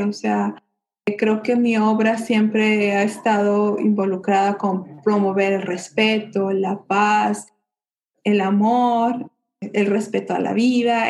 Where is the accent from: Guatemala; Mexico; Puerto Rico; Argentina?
Mexico; moved away as an adult; also born or lived in Guadalajara; now in Netherlands; crecí dentro de México con esos colores, sabores, folclore